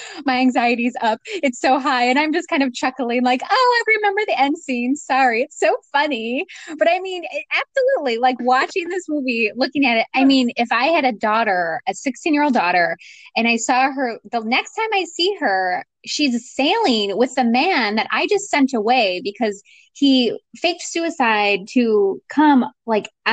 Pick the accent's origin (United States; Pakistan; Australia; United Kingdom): United States; Michigan; now in California, United States; I'm originally from Michigan